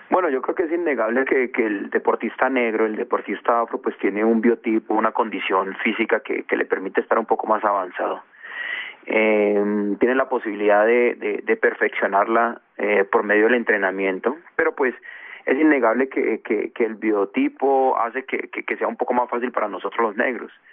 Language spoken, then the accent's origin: Spanish; Bogotá, Colombia; also born or lived in Condoto, Chocó; yo yo nací en Condoto, uh chocó muy temprano, cuando tenía diez eh, dos años me, trajo mi papá para Bogotá, se vino toda mi familia para Bogotá, entonces estuvimos aquí y, bueno, aquí aquí nos educamos, aquí nos nos criamos